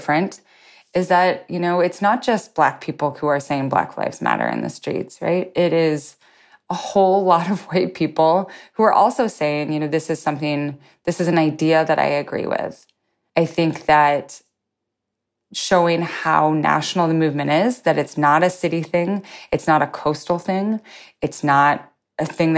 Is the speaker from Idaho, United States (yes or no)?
yes; Lewiston, Idaho, United States; my hometown in Lewiston, Idaho